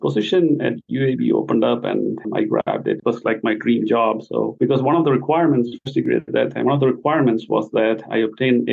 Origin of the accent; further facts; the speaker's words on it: India; moved away as an adult; I'm basically from India.